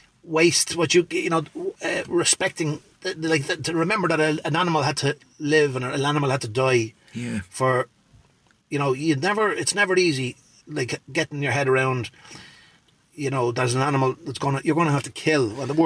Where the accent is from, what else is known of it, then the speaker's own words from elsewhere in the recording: Dublin, Leinster, Ireland; I remember hearing a lot of the country, because I moved out from Dublin, but it was a thing in Dublin as well.